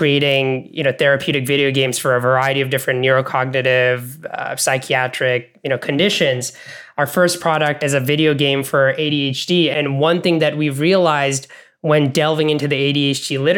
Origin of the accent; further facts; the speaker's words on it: Bangladesh; also born or lived in Canada / American South, United States; now in United States; I grew up in Bangladesh, moved to Canada, now I'm in the United States.